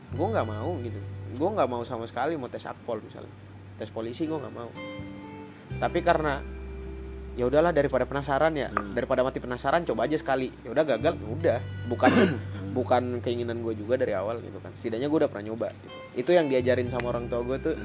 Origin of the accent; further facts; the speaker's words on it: Papua, Indonesia; accent: Papuan; moved away; also born or lived in Jakarta / Malang / Surabaya; gue orang Papua datang ke Jakarta di tempat yang budayanya gue nggak paham sama sekali